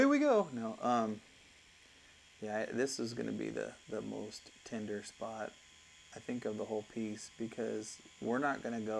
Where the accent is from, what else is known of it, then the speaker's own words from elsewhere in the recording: California, United States; now in Arizona, United States; I'm from California